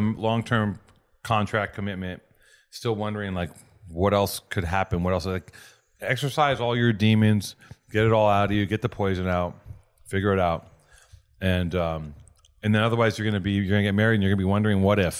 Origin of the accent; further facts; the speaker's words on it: Los Angeles, California, United States; also born or lived in Hollywood; Technically, I was born in Hollywood, but I grew up in Venice.